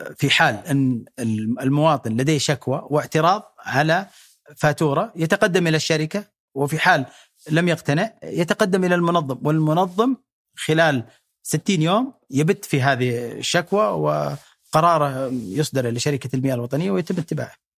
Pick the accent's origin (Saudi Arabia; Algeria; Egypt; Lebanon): Saudi Arabia; نستحقها كسعوديين